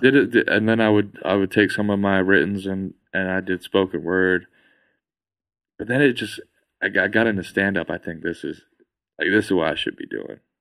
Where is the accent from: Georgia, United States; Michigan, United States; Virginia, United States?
Virginia, United States; moved away; I'm from Virginia